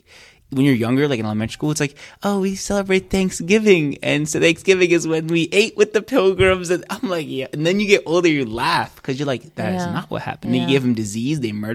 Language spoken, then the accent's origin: English; Alexandria, Alexandria Governorate, Egypt; born there; I was born in Alexandria.